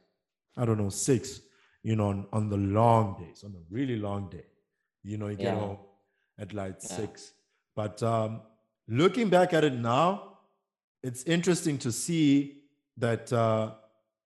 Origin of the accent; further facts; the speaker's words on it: Eswatini; I'm based in Mbawane, Eswatini